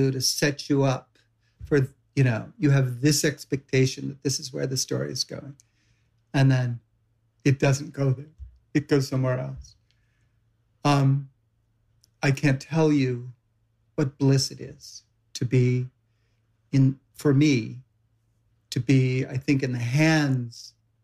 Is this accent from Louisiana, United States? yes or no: no; Savannah, Georgia, United States; now in New York, United States; I come from Savannah